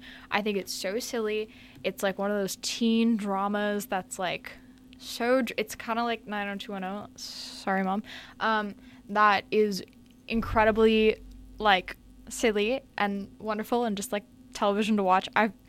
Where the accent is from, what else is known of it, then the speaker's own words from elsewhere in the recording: Redondo Beach, California, United States; moved away; The OC was filmed in my hometown